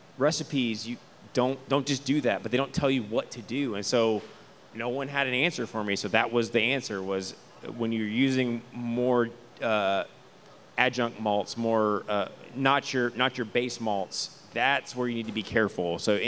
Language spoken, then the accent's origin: English; Houston, Texas, United States; Born and raised in Houston, so enchiladas. I'd say this is a very Houston beer in my opinion.